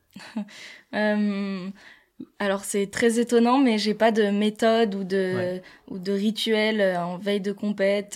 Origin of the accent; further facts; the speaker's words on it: La Plagne, Auvergne-Rhône-Alpes, France; j'ai grandi à La Plagne.